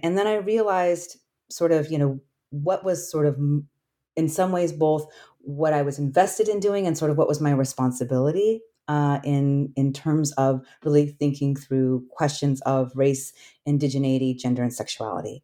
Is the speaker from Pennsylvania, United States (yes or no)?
no; Alaska, United States; moved away; I grew up Asian American in Alaska, and I grew up on the traditional homelands of the Clinkett people